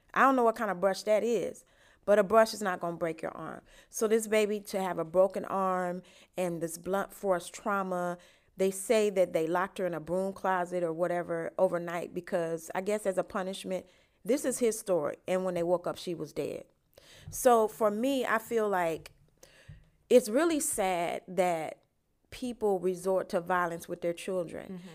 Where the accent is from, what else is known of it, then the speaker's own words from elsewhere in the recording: Chicago, Illinois, United States; my hometown, Chicago